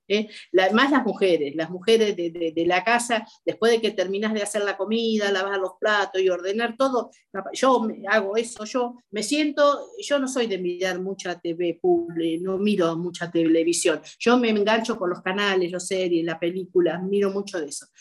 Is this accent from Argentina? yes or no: yes; Argentina; como argentina